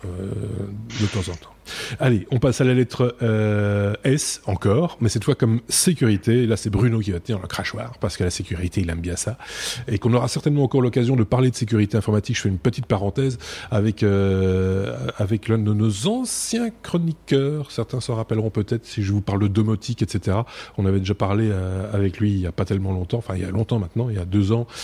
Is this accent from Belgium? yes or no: yes; Belgium; nous sommes belges